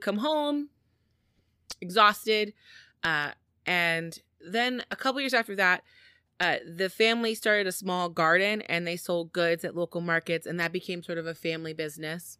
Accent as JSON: {"language": "English", "country": "United States", "said": "As an American"}